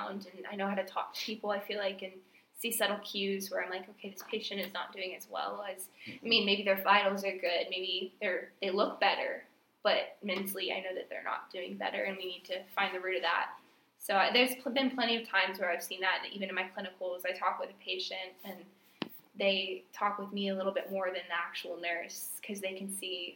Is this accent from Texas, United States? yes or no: yes; Houston, Texas, United States; also born or lived in Montgomery, Texas; when I was younger, we grew up in Houston